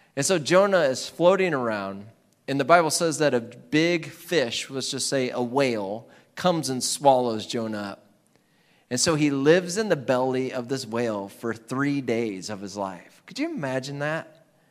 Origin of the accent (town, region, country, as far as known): Iowa, United States